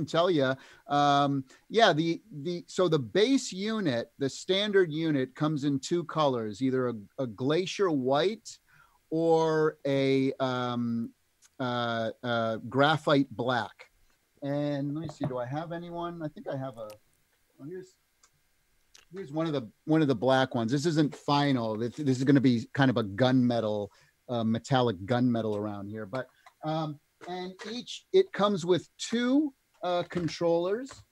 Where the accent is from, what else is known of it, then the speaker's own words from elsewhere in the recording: Canada; fellow Canadian